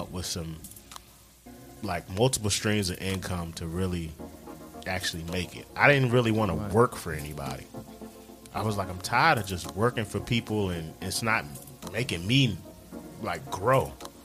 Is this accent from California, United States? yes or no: no; Washington, District of Columbia, United States; moved away as an adult; now in Charlotte, United States; I'm from Northwest DC. Grew up in Northwest.